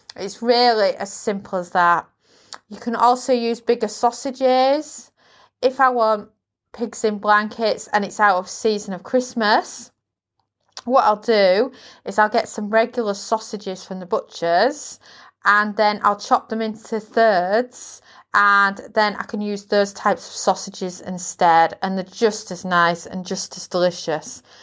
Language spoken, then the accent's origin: English; United Kingdom